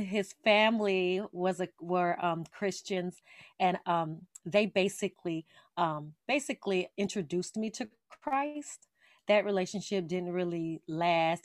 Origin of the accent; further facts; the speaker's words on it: Las Vegas, Nevada, United States; I am from Las Vegas, Nevada, born and raised